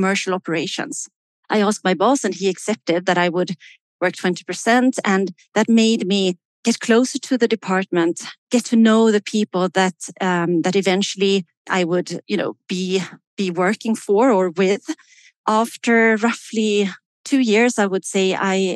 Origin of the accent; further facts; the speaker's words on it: Sweden; now in Switzerland; I am based in Switzerland. I am originally from Sweden.